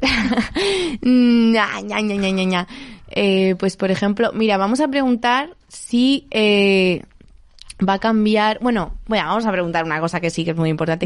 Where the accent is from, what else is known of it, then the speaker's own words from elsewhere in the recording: Elda, Valencian Community, Spain; mi casa en Elda, que yo soy de Elda de Alicante